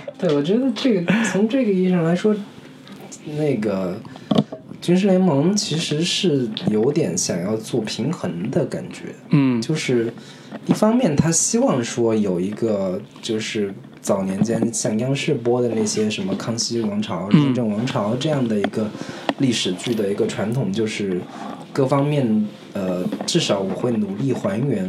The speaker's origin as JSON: {"language": "Chinese", "country": "China", "said": "我们中国人"}